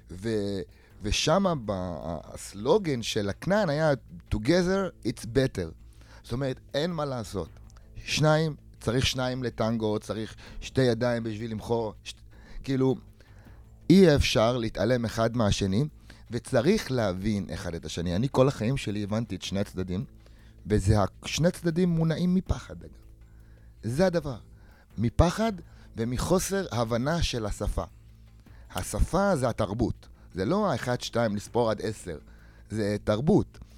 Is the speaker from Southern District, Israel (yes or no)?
no; Ramla, Central District, Israel; אה, אני מרמלה, אה, נולדתי וגדלתי ברמלה.